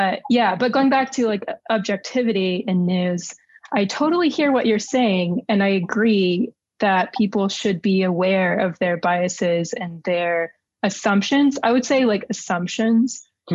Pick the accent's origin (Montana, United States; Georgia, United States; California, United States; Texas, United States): Texas, United States; I wrote for my hometown newspaper, for example, in Texas